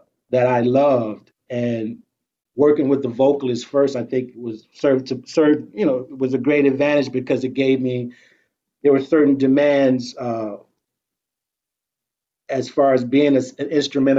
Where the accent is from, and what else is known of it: Detroit, Michigan, United States; moved away; also born or lived in New York